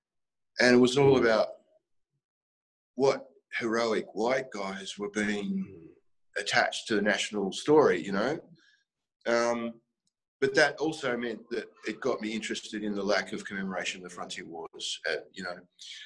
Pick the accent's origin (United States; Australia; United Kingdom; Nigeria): Australia; Blacktown, New South Wales; I grew up in a Western Sydney place called Blacktown.